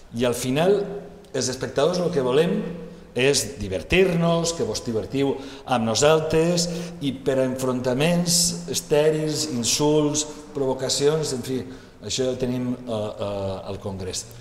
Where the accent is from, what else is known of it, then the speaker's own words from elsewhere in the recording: Valencian Community, Spain; Els valencians ens calen ambaixadores com tu